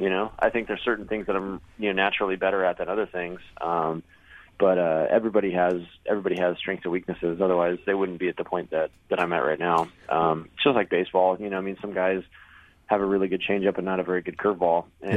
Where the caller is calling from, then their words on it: Sebring, Florida, United States; I'm calling in from the straightaway between turn 16 and 17 at Sebring.